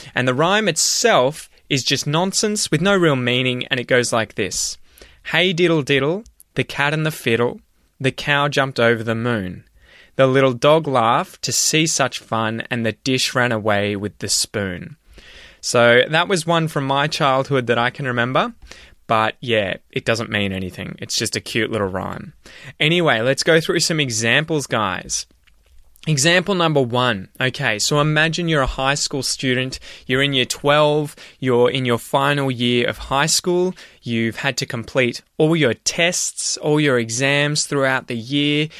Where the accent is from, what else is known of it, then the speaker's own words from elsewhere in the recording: Australia; being Australian